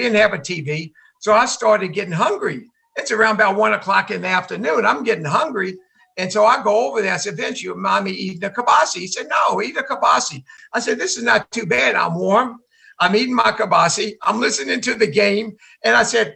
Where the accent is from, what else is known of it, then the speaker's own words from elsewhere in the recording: Georgia, United States; I'm from Georgia